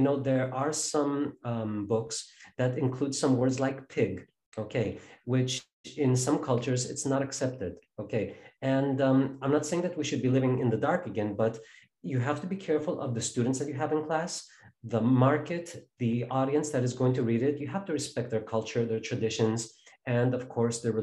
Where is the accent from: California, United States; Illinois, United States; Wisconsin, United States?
Illinois, United States; Chicago; my hometown of Chicago